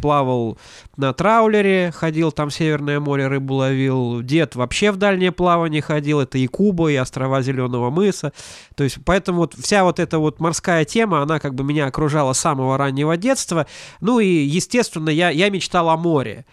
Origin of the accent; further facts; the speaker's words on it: Ventspils, Latvia; я вырос не просто в Прибалтике, я вырос в портовом городе